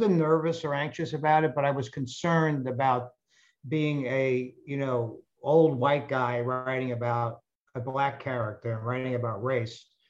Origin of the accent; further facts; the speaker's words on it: New York City, New York, United States; the neighborhood in which I grew up in the Bronx called Highbridge